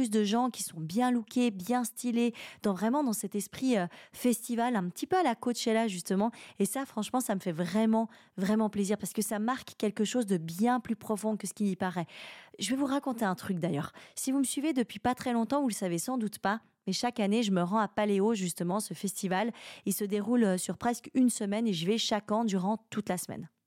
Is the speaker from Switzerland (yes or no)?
yes; Romandie, Switzerland; c'est en quelque sorte une métaphore d'une situation réelle de ce qui est de ce qui est chez moi en Romandie, de ce qui existe.